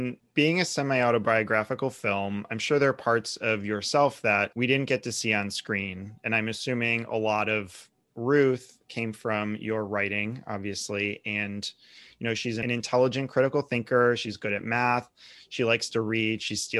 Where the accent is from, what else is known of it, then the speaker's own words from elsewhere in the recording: Cleveland, Ohio, United States; I'm from a suburb of Cleveland.